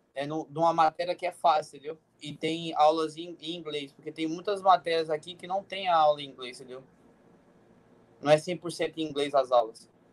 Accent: Cotia, São Paulo, Brazil; moved away as an adult; also born or lived in Goiás; eu morava em Cotia

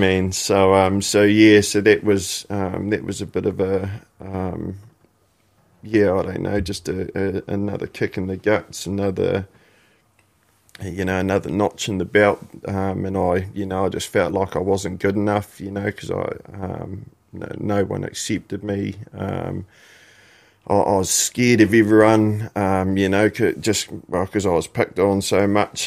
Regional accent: Christchurch, Canterbury, New Zealand; born or raised there; also born or lived in Invercargill, New Zealand

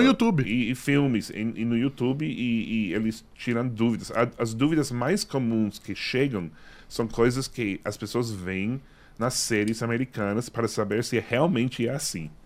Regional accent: Massachusetts, United States; Portuguese is a second language; moved away; also born or lived in New York; eu nasci em Massachusetts

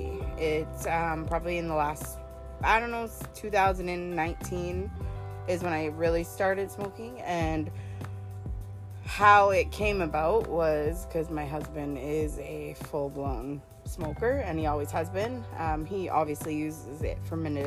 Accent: Kingston, Ontario, Canada; now in Thunder Bay, Canada; I'm originally from Kingston, grew up and raised there.

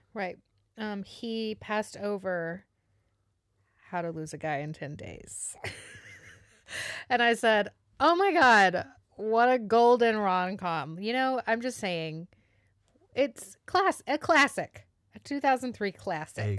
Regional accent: the South, United States; accent: Southern; I am Southern

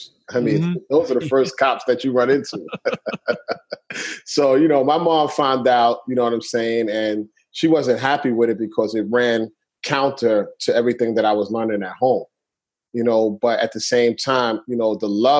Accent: New York City, New York, United States; I grew up in Brooklyn, New York. I'm from Brooklyn, New York

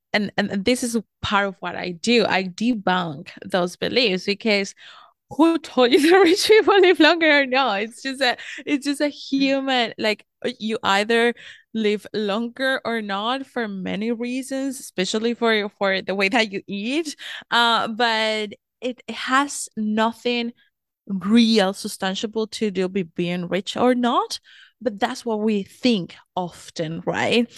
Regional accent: Colombia; moved away as an adult; now in United States; I'm originally from Colombia, South America, have lived in the US for the past 7 years now

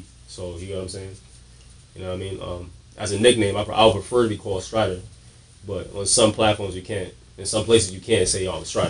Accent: New York City, New York, United States; Born in Brooklyn, raised.

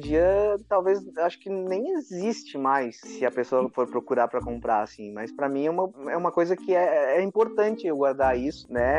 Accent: Laguna, Santa Catarina, Brazil; now in Tubarão, Brazil; Eu moro em Tubarão, Santa Catarina, nascido em Laguna

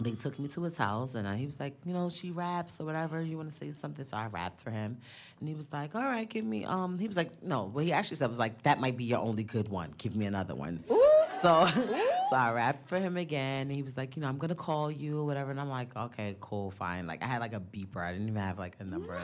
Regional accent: New York, United States; I'm from the Bronx

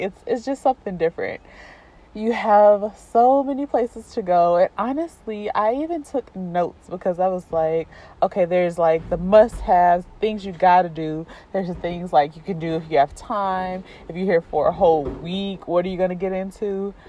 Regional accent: East St. Louis, Illinois, United States; now in Chicago, United States; I am from East St. Louis, Illinois, which is very close to St. Louis, but definitely not St. Louis. It is on the Illinois side. We are right next to the Mississippi River, and I love my hometown.

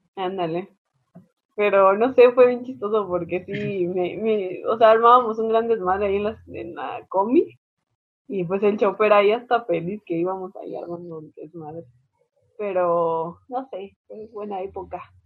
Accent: Mexico; Nosotros como buenas mexicanas

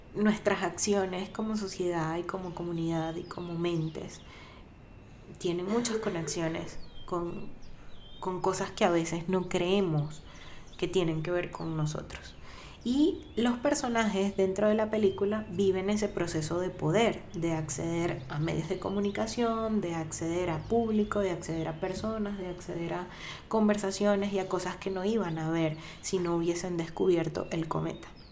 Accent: Venezuela; para quienes somos venezolanos

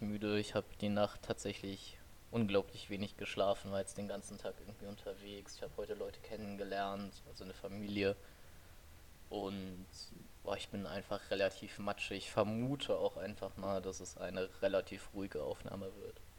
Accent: Oberbergisches Land, North Rhine-Westphalia, Germany; wir kommen hier so aus dem Oberbergischen. Wir sind beide mehr oder weniger auf dem Dorf groß geworden.

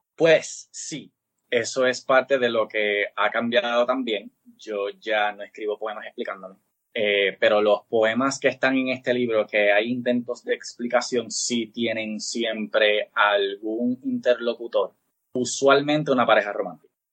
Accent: Puerto Rico; encima somos colonia

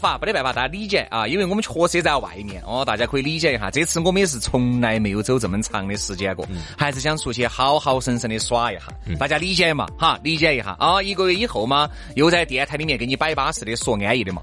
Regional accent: China; 我们中国人

